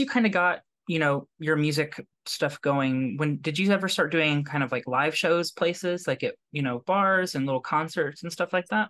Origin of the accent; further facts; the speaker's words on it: Kentucky, United States; now in New York, United States; I grew up in Kentucky